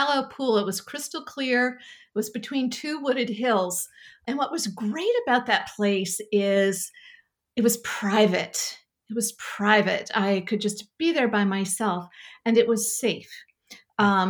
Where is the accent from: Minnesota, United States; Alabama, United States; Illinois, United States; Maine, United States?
Maine, United States; Sanford; I grew up in Springvale, which is a village in Sanford